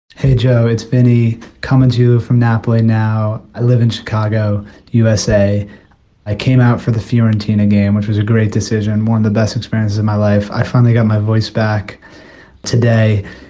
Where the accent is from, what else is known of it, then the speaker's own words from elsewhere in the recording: Glasgow, Scotland, United Kingdom; now in California, United States; I'm originally from Glasgow in Scotland, but now living in California.